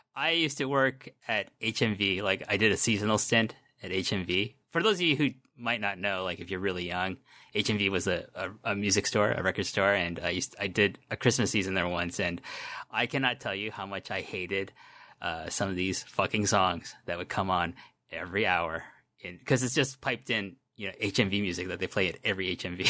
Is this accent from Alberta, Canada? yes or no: no; Toronto, Ontario, Canada; when I was a middle school student in Canada, in Toronto